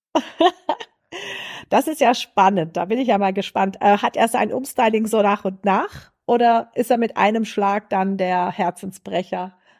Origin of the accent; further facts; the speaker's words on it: Swabia, Baden-Württemberg, Germany; accent: Swabian; der schwäbische Dialekt für mich auch ein Stück Heimat, äh, weil ich hier aufgewachsen bin